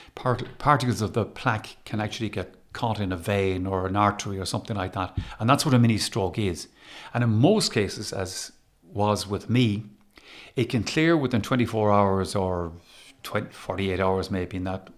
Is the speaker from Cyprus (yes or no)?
no; Galway, Connacht, Ireland; also born or lived in Waterford; I grew up in Galway. And, and I would identify with being a Galway person